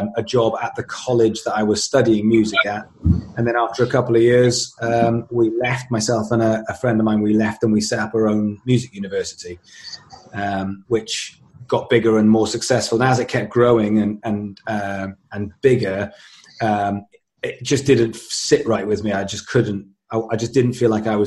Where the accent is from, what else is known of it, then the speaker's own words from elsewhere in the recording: Swansea, Wales, United Kingdom; I grew up in Swansea in South Wales, became a musician